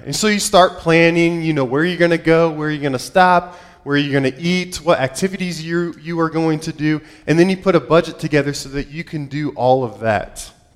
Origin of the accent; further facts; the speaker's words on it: Ohio, United States; moved away; I grew up in Ohio. I'm an Ohio boy through and through.